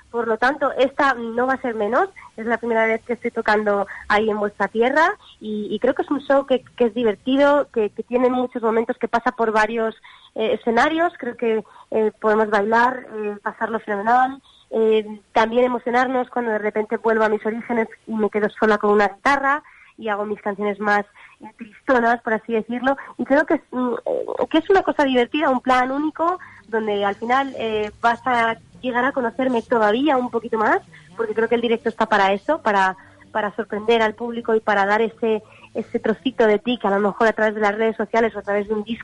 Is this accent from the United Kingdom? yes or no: yes; London, United Kingdom; born there; Mi abuela, eh, yo que nací en Londres, eh, me puso de repente a grabar porque me escuchó cantando antes de incluso saber casi hablar.